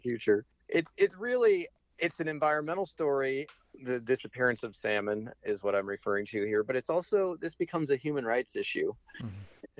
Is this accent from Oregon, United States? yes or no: yes; Portland, Oregon, United States; now in Hood River, United States; I'm from Hood River, Oregon, and uh, grew up in Portland